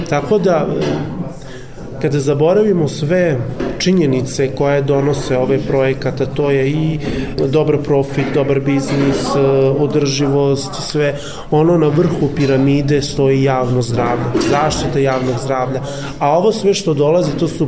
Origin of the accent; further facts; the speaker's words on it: Vojvodina, Serbia; ja sam iz Vojvodine, iz malog sela dolazim